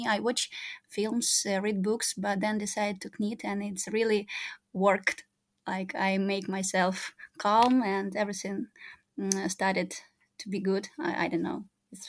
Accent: Crimea, Ukraine; born there; moved away; also born or lived in Minsk, Belarus / Lviv, Ukraine / Moscow, Russia; So, as you told later, I was born in Crimea. Then my parents let me study in Belarus in Minsk.

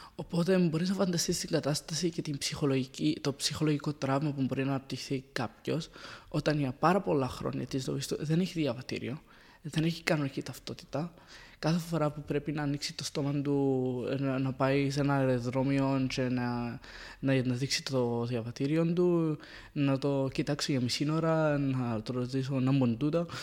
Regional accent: Syria; Greek is a second language; also born or lived in Saudi Arabia / Palestine (ancestry); now in Cyprus; Είμαι Παλαιστινίος Σύριος, οπότε διάμενα με μια μεγάλη διάρκεια της ζωής μου στη Συρία

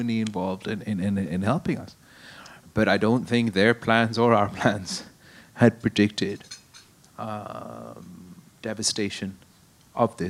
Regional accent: Qambar Shahdadkot, Sindh, Pakistan; In my hometown of Sindh, in Kambarshu Dhatkot

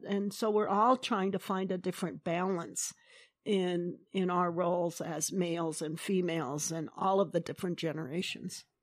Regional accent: United States; we as, um, Salish people

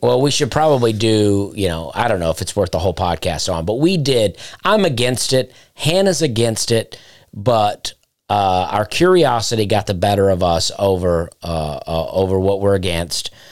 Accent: Chambers County, Lee County area, Alabama, United States; where I'm from, like Chambers County, Lee County area in Alabama

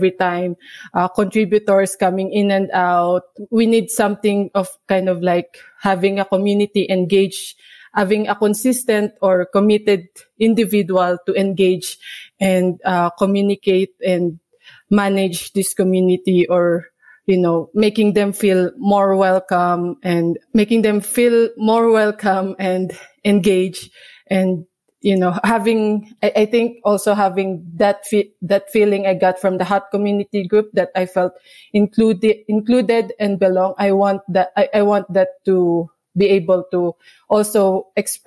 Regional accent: Philippines; I'm from the Philippines

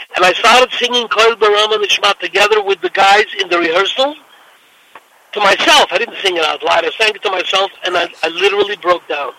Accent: New York City, New York, United States; I came from Williamsburg

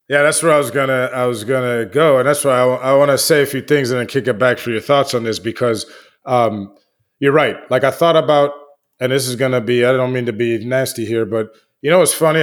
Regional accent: United States; I'm American

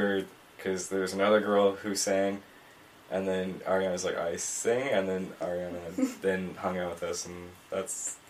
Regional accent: Winnipeg, Manitoba, Canada; I think most of us were born at St. Boniface Hospital.

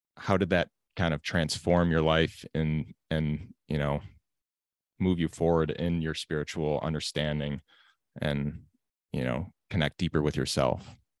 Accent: United States; growing up in America

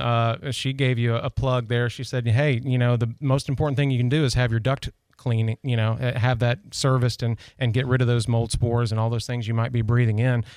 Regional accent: near Nashville, Tennessee, United States; moved away; I grew up in Na, uh, near Nashville

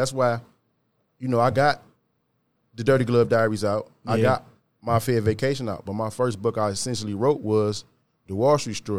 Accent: Detroit, Michigan, United States; I'm from Detroit, Michigan. I grew up in 48204, Beachwood area.

